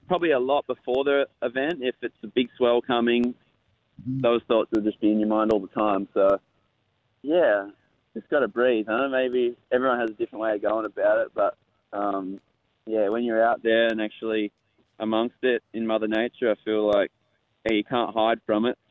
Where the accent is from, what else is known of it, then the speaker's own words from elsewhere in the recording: Western Australia, Australia; I grew up in Western Australia, where the waves are really heavy.